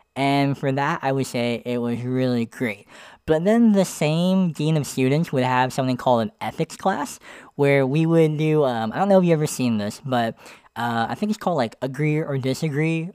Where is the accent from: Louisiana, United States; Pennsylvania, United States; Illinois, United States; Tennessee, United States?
Pennsylvania, United States; moved away as an adult; I was living in Pennsylvania.